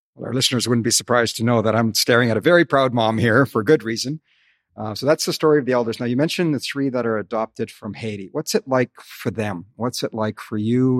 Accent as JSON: {"language": "English", "town": "Calgary", "region": "Alberta", "country": "Canada", "tie": "born or raised there", "moved": "yes", "said": "Calgary, as you know, is my hometown"}